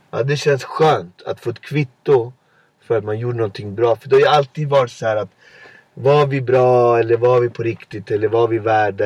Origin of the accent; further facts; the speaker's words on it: Botkyrka, Stockholm County, Sweden; min gata där jag kommer ifrån